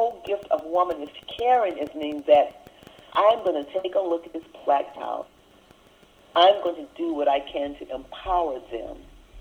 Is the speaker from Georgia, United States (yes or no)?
no; Lake Charles, Louisiana, United States; now in Raleigh-Durham, United States; Where I grew up in Lake Charles, Louisiana